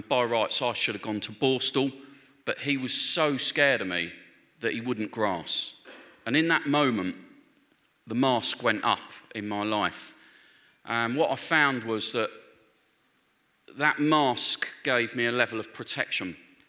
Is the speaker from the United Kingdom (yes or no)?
yes; London, United Kingdom; I grew up in Northwest London. My family were Catholic, so I went to church from a very early age